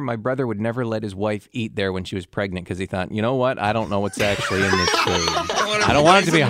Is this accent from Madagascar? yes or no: no; London, Ontario, Canada; now in Winnipeg, Canada; There was a couple of them in my hometown of London.